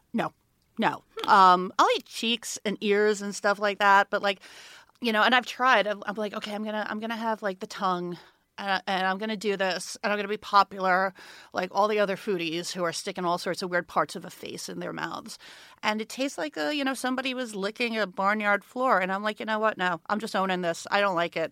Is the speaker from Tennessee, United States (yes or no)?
no; New York, United States; I grew up in New York. I grew up in Brooklyn